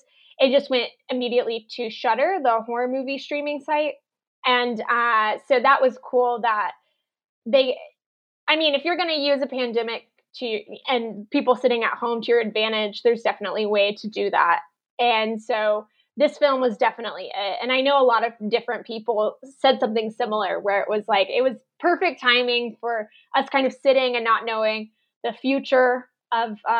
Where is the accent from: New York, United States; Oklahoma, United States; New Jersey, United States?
Oklahoma, United States; I'm from Oklahoma